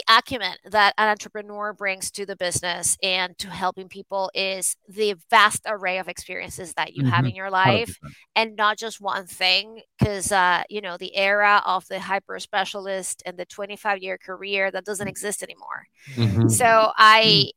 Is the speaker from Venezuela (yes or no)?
yes; Venezuela; moved away; I was born and raised in Venezuela